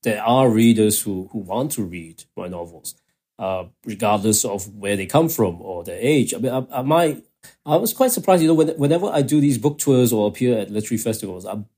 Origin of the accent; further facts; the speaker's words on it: Kuala Lumpur, Malaysia; I was growing up in Kuala Lumpur